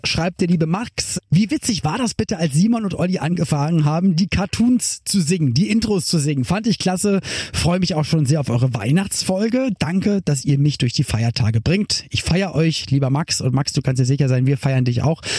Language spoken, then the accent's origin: German; Berlin, Germany; moved away as an adult; also born or lived in Cologne; ich bin halt in Berlin geboren worden